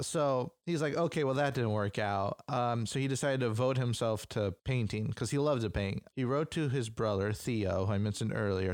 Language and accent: English; United States; we're American